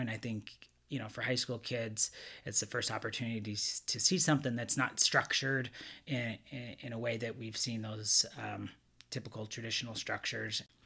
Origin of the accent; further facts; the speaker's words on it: Montana, United States; moved away as an adult; now in California, United States; growing up in Montana, I didn't see much diversity